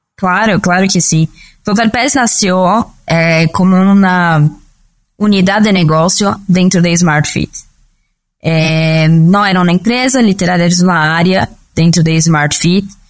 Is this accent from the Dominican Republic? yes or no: no; São Paulo, Brazil; Spanish is a second language; moved away as an adult; also born or lived in Conceição do Araguaia, Pará, Brazil; now in Mexico; Soy del norte de Brasil, de una ciudad que se llama Conceição do Araguaia, es en un estado que se llama Pará, pero viví casi toda mi vida en São Paulo